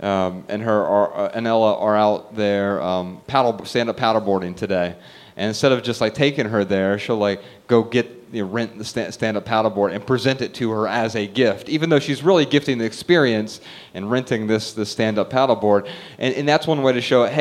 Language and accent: English; Dayton, Ohio, United States; moved away; We're from Dayton, Ohio originally